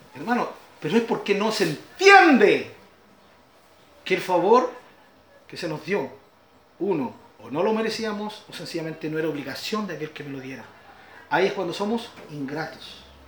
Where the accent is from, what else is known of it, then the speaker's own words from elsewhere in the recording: Chile; mi Chile